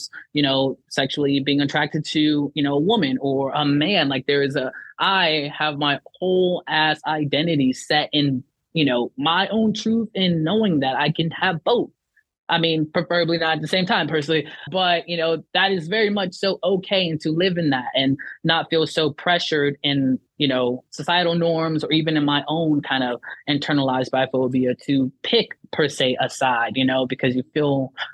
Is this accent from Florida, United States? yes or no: yes; Miami, Florida, United States; born or raised there; also born or lived in Lithia Springs, Georgia